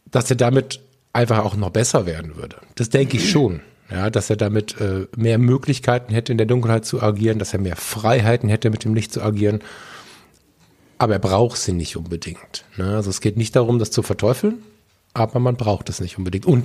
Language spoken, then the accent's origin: German; Düsseldorf, North Rhine-Westphalia, Germany; born there; ich bin auch in Düsseldorf geboren, bin ich trotzdem ein großer Fan von Köln.